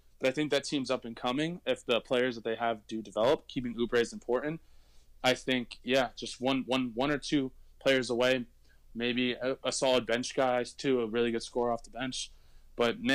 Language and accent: English; Miami, Florida, United States; I'm from Miami